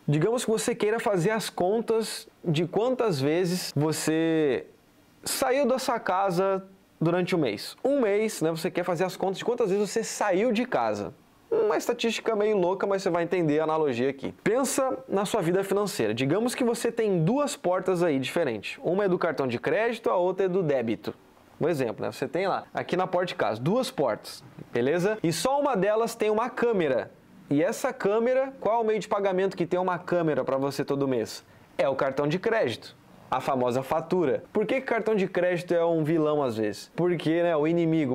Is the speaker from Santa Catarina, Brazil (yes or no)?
yes; Florianópolis, Santa Catarina, Brazil; eu sou aqui de Floripa, tô morando aqui em Jurerê